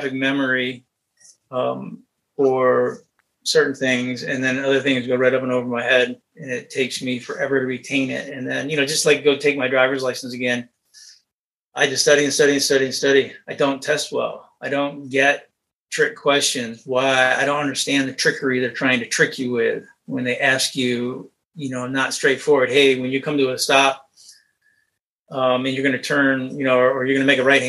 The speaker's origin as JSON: {"language": "English", "region": "Michigan", "country": "United States", "tie": "born or raised there", "said": "I grew up in Michigan, worked my way through college."}